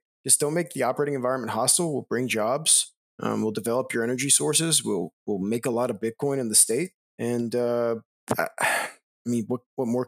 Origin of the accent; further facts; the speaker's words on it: Louisiana, United States; I'm from Louisiana